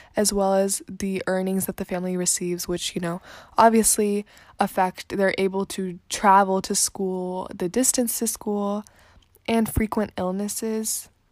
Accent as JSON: {"language": "English", "country": "India", "said": "as an Indian or as a person from India"}